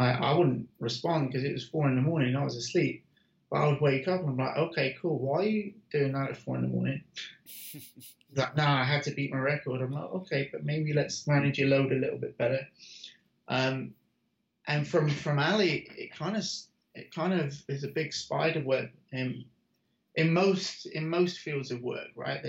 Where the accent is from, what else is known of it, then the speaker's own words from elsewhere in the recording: United Kingdom; now in United States; I'm British